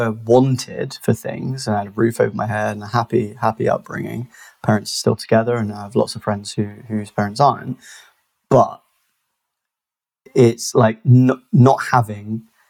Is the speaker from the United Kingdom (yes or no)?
yes; Bristol, South West England, United Kingdom; also born or lived in South Gloucestershire; I'm from Bristol, born and raised, still live here